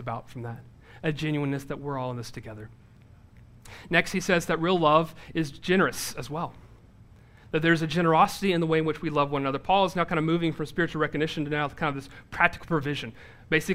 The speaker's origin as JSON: {"language": "English", "region": "the South", "country": "United States", "said": "I'm from the South"}